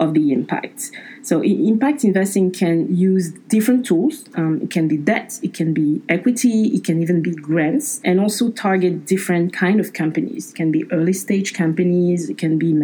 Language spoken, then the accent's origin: English; Abidjan, Côte d’Ivoire; moved away; they offered me the opportunity to work in Abidjan, my hometown